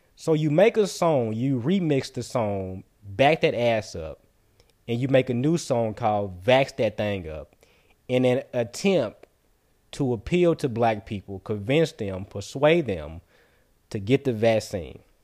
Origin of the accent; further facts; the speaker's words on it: United States; As a taxpaying American citizen, as a black man in America